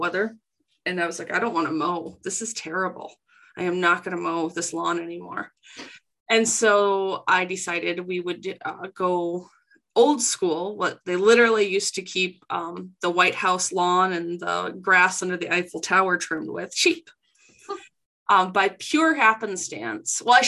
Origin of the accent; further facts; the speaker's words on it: South Dakota, United States; moved away as an adult; now in Minnesota, United States; I'm both originally from South Dakota